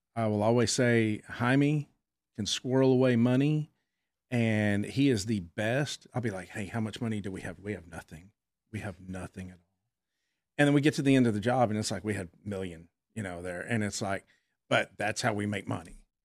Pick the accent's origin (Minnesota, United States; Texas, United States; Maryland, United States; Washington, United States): Texas, United States; Fort Worth; I'm a native Texan. I was born in Fort Worth.